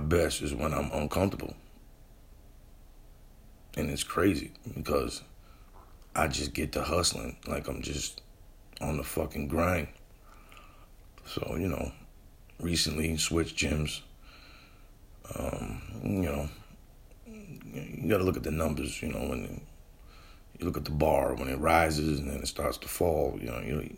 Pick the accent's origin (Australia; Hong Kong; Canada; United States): United States; New Bedford, Massachusetts; moved away; I'm from New Bedford, and it was home